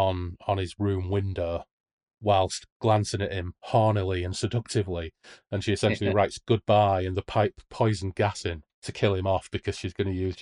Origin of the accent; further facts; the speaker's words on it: Hull, Yorkshire and the Humber, United Kingdom; I'm from Hull.